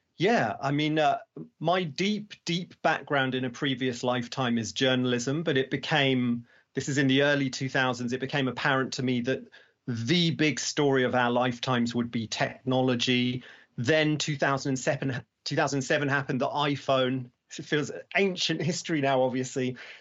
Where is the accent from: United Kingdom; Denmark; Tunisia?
United Kingdom; now in London, United Kingdom; I'm here in London. I, I, you know, I'm, I'm very British